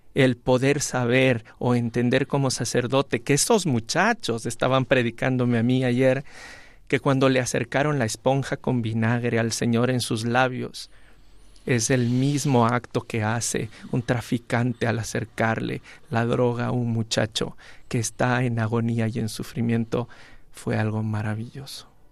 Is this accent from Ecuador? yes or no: yes; Ecuador; moved away as an adult; now in Spain; desde mi tierra acá, antes como laico, luego como pastor y ahora aquí en España